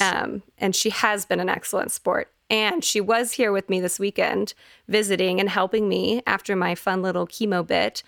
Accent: Texas, United States; we grew up in in Texas in football land

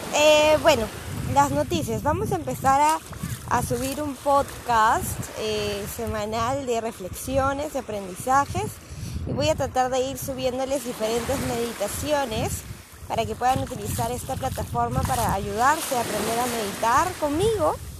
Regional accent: Peru; moved away; soy de Perú

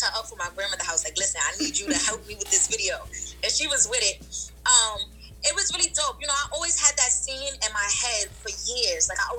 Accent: New York City, New York, United States; Growing up in Brownsville was hard.

